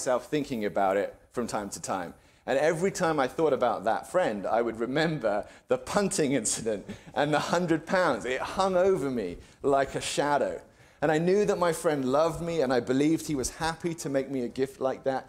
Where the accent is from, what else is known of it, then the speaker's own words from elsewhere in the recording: England, United Kingdom; now in United States; As an Englishman